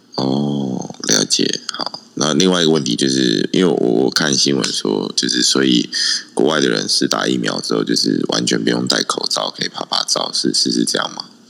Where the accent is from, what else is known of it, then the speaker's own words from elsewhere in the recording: Taiwan; 我们台湾人在美国